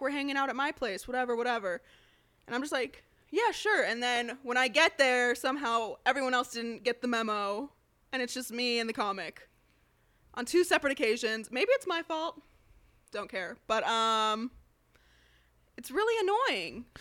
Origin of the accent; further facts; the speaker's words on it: Las Vegas, Nevada, United States; moved away as an adult; also born or lived in Chicago; I'm from Vegas